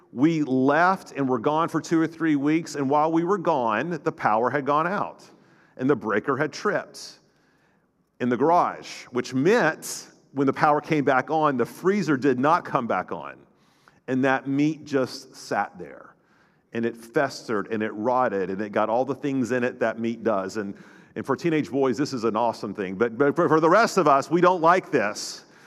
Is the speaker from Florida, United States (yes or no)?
yes; North Florida, United States; growing up in North Florida, we, in the Panhandle